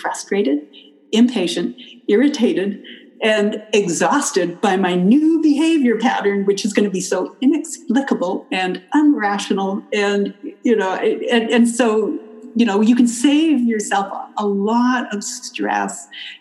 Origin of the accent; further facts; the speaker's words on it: Canada; moved away as an adult; also born or lived in California; now in United States; I grew up in Canada